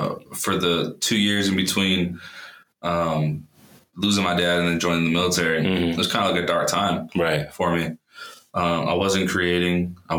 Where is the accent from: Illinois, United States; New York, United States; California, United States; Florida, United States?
California, United States; Lompoc; also born or lived in Los Angeles, California; now in Denver, United States; I'm from California originally. Yeah. You know, born in LA, raised in a town called Lompoc.